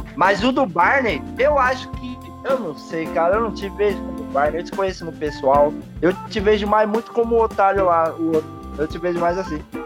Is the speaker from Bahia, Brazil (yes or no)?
no; São Paulo, Brazil; Eu sou paulista